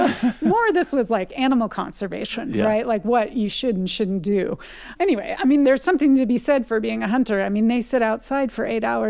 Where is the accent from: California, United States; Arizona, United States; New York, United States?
California, United States; I come from a family, I'm from California, but my dad is a huge hunter.